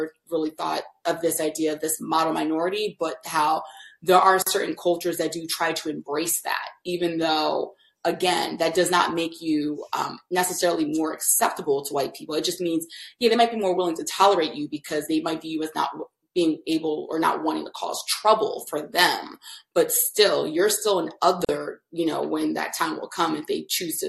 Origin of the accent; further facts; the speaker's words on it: New Jersey, United States; moved away as an adult; also born or lived in Bay Area, California; I grew up in New Jersey